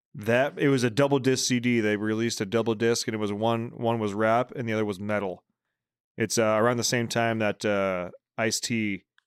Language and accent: English; Bay Area, California, United States; I'm from the Bay Area